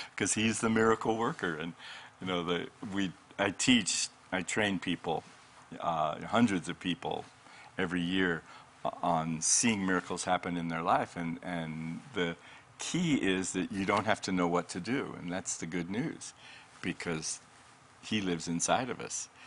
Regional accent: Colorado, United States; moved away as an adult; now in Redding, United States; I'm from Colorado uh, for most of my life and pastored for 20 years

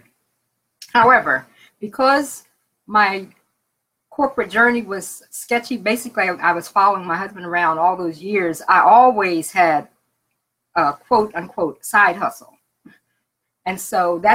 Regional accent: Philadelphia, Pennsylvania, United States; now in Fayetteville, United States; I'm originally from Philadelphia

